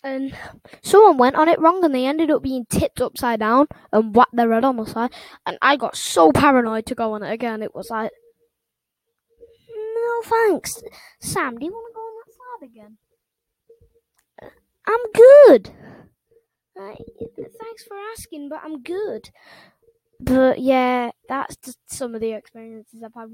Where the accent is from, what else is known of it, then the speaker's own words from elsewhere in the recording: England, United Kingdom; England, which is my home country